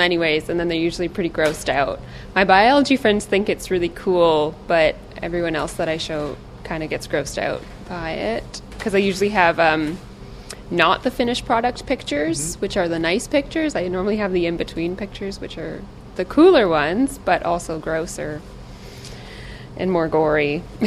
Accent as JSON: {"language": "English", "region": "Ontario", "country": "Canada", "moved": "as an adult", "lives_now": "British Columbia, Canada", "said": "I'm from Ontario, so then I moved out here"}